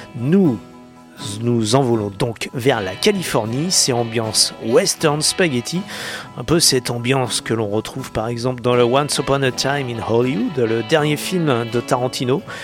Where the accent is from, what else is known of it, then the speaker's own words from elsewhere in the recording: France; chez nous en France